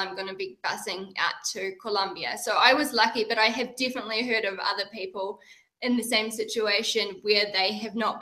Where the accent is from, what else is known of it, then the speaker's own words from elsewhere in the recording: New Zealand; moved away as an adult; I'm from New Zealand, and I have traveled a wee bit before, and I had settled back in New Zealand